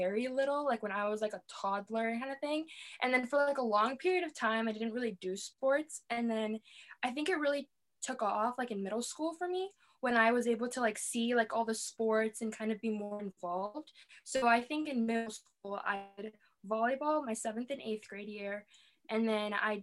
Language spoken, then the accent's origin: English; Wheeling, United States; I am from Wheeling. I have been in the same house. I've been in the same place my entire life